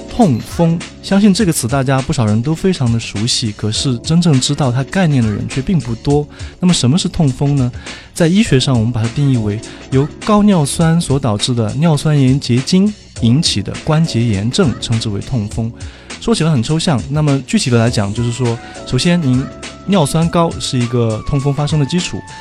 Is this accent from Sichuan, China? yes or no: yes; Sichuan, China; moved away as an adult; now in Shanghai, China; 我是四川人